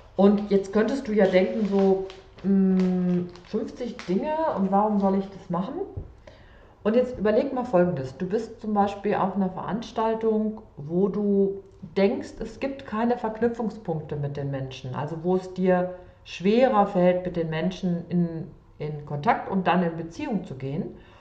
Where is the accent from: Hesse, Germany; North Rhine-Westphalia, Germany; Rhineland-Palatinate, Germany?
North Rhine-Westphalia, Germany; Sauerland; also born or lived in Cologne; geboren im Sauerland